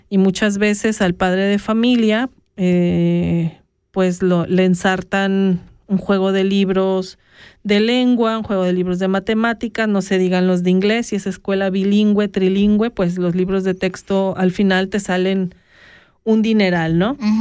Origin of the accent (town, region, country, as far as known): Mexico; now in Switzerland